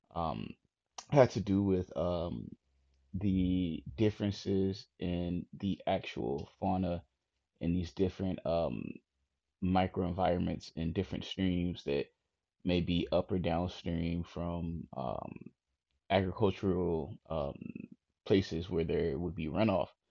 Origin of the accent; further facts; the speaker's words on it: Chicago, Illinois, United States; I'm from Chicago